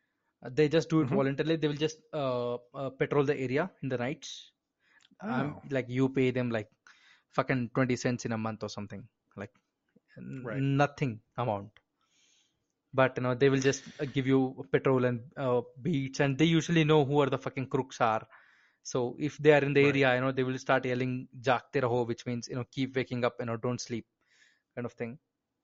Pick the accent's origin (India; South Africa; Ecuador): India; And I'm Indian and I fucking agree with you.